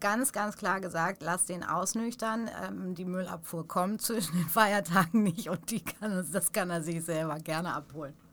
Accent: Stukenbrock, North Rhine-Westphalia, Germany; now in Hamburg, Germany; da, wo ich groß geworden bin, zwischen Paderborn und Bielefeld, also genau in Stukenbrock

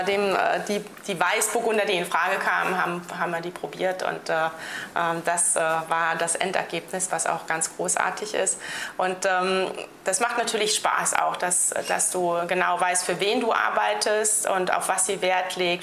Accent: Rhineland-Palatinate, Germany; bei uns in der Pfalz

